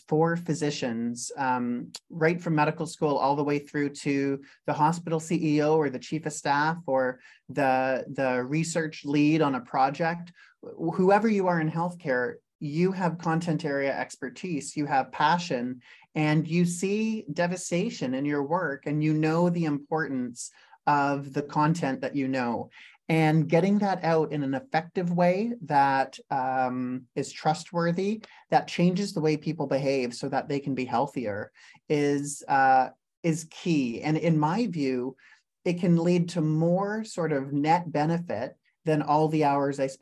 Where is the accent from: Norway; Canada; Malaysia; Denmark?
Canada; also born or lived in Silicon Valley, California; as a Canadian